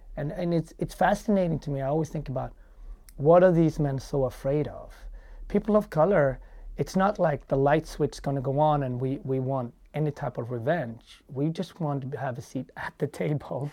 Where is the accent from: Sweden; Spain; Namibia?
Sweden; moved away as an adult; also born or lived in Ethiopia; now in United States; I was raised in Sweden